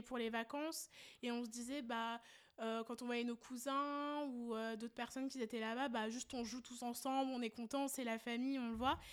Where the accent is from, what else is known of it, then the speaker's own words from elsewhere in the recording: France; on est nés, justement, en France. On a toujours vécu ici